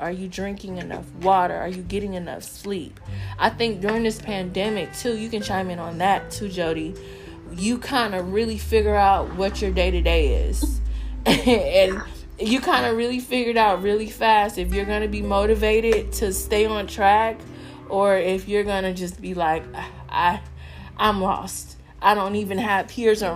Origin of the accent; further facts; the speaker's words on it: Southern California, United States; a Black American, growing up in Southern California.